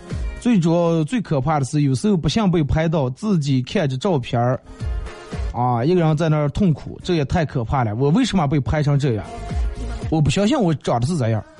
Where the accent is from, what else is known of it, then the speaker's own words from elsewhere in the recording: Northeast China, China; 二哥，呃，带我一个朋友，夏天时候带我一个朋友回我们老家，老家在东北，然后看到一个铁栏杆的时候。